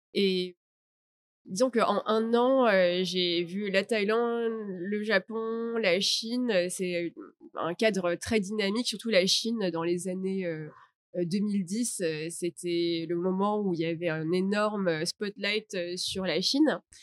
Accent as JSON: {"language": "French", "town": "Paris", "region": "Île-de-France", "country": "France", "moved": "as an adult", "lives_now": "Vietnam", "said": "je suis de Paris, donc je suis française."}